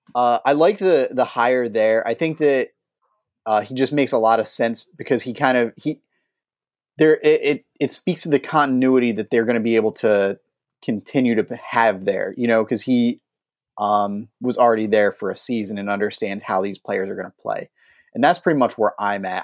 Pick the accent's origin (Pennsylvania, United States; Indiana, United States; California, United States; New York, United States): Pennsylvania, United States; Philadelphia; my hometown team, the Philadelphia Eagles